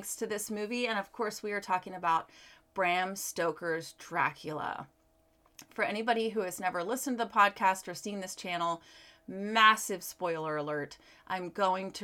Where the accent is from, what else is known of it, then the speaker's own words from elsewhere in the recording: Virginia, United States; I was actually born and raised in Virginia. So this is just a shout out to my home state